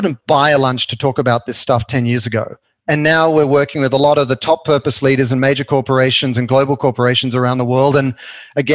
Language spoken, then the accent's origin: English; Sydney, New South Wales, Australia; now in Los Angeles, United States; I grew up in Sydney